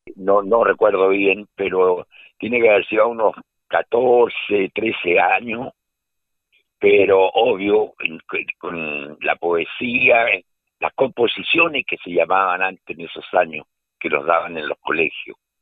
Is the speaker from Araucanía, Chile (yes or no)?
yes; Quitratúe, Araucanía, Chile; also born or lived in Puente Alto / Valdivia; yo soy nacido en Puente Alto, pero estoy radicado en el sur de Chile y me crié unos años en, en el sur, en una localidad que se llama Quitratúe, cerca de Temuco.